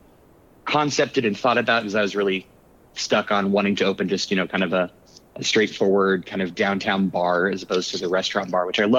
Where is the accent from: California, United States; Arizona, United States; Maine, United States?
Arizona, United States; Tucson; also born or lived in New York; I grew up in Tucson, moved away shortly after college to New York.